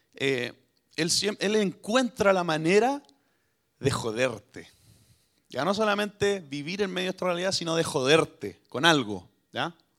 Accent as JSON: {"language": "Spanish", "country": "Chile"}